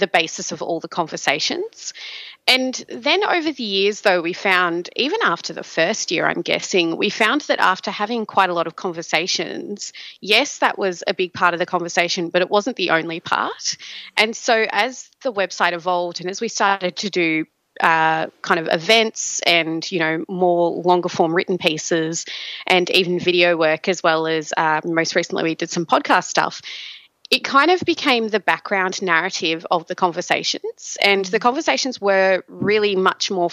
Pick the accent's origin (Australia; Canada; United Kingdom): Australia; Both … and I are African Australian, more specifically Nigerian Australian women